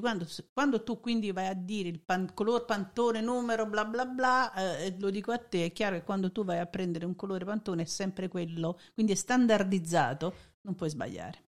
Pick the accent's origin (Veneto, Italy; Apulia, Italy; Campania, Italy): Campania, Italy; Naples; sono napoletana